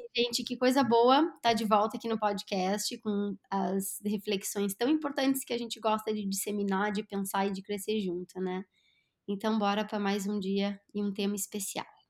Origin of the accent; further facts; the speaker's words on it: Brazil; also born or lived in Lagoa Vermelha, Rio Grande do Sul; enquanto brasileira